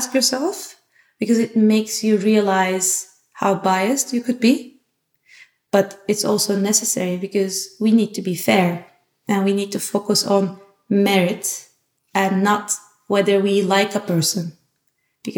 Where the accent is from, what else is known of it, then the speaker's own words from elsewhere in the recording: Turkey; now in Amsterdam, Netherlands; I'm from Turkey.